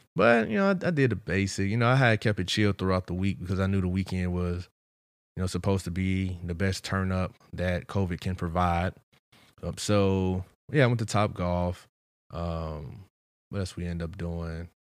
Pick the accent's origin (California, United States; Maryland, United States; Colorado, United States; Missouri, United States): Missouri, United States; St. Louis; I'm from Saint Louis